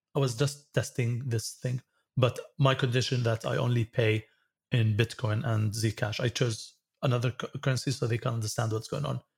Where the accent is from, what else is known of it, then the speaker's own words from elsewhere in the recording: Syria; moved away; also born or lived in United States; I came back to Syria from the States in two thousand three, and all cards will be blocked when I use them in Syria because I'm in a sanctioned country